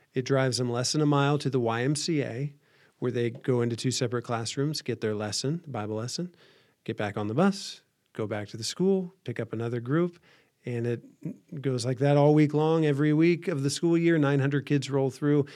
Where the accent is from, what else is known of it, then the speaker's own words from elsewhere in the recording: Van Wert, Ohio, United States; from a small town northwest Ohio, so not too far from here.